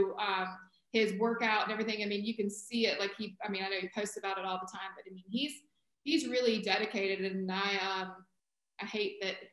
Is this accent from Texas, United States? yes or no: no; Charlotte, North Carolina, United States; I grew up in Charlotte